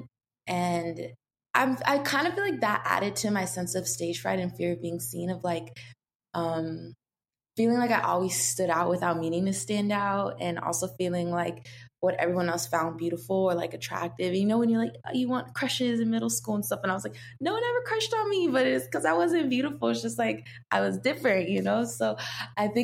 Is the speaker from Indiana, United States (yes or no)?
no; Seattle, Washington, United States; I grew up in Seattle, and then I moved a little bit outside of Seattle, more deeper into the forest